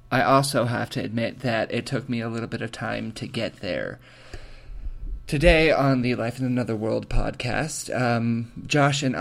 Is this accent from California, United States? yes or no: yes; just outside of Yosemite, California, United States; moved away as an adult; I grew up in California. I grew up just outside of Yosemite, which you'll hear us talk about later on in the interview. Um, and I always grew up in super pretty forest, green, perfect kind of setting